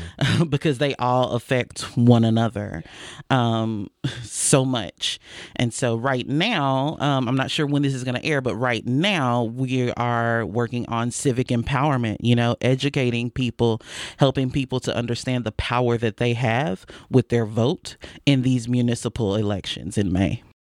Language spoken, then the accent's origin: English; Fort Worth, Texas, United States; I was born and raised here in Fort Worth